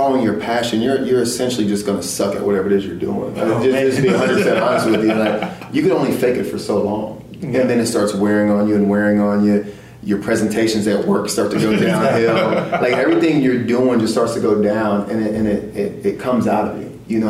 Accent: Louisiana, United States; also born or lived in Frankfurt, Germany / Texas; My mom was in the Army for 22 years, so I was born in Frankfurt and moved and traveled my whole entire life. I basically grew up mainly in Louisiana and Texas, but we always traveled.

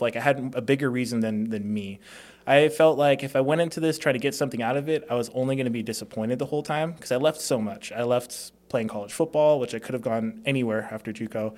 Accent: Las Vegas, Nevada, United States; also born or lived in Hawaii; I was born in Hawaii. Um, from there, just 'cause of cost of living, my family moved to Las Vegas

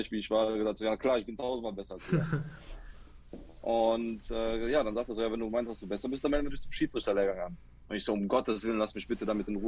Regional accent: Cologne, North Rhine-Westphalia, Germany; ich bin eine Kölsche Jung, also ich komme hier aus dem Rheinland, aus dem schönen Köln. Äh, meine Eltern kommen aus Kroatien, aber ich bin hier in Deutschland geboren und hier aufgewachsen.

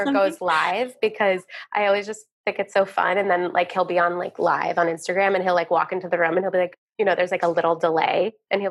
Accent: Vermont, United States; I'm a true Vermonter. I was born and raised in Vermont.

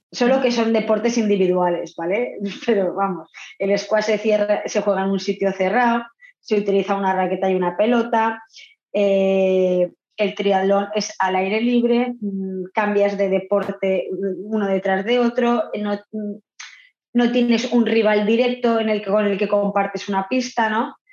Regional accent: Argentina; Yo vengo de Argentina y decido pues probar en el triatlón

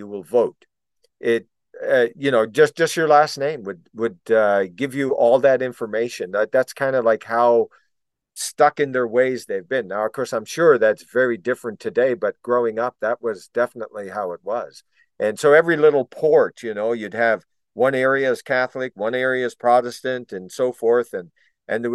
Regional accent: Foxtrap, Newfoundland and Labrador, Canada; I'm from Foxtrap.

